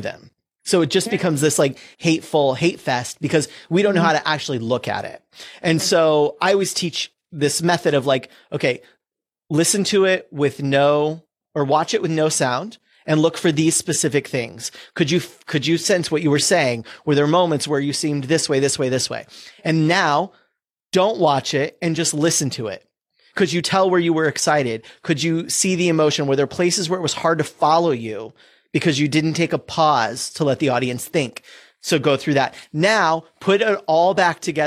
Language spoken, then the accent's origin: English; California, United States; I grew up in California.